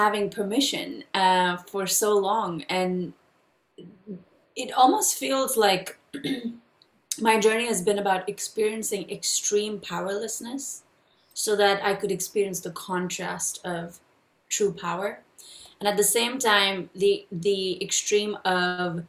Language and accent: English; India; I was born and raised in India